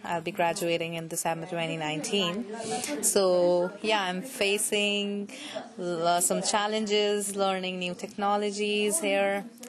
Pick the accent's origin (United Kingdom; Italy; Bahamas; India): India; New Delhi, Delhi; moved away as an adult; now in Boston, United States; I am basically from New Delhi, part of India. So it's like I came here for my master's in computer science. I'm currently enrolled at UMass Boston.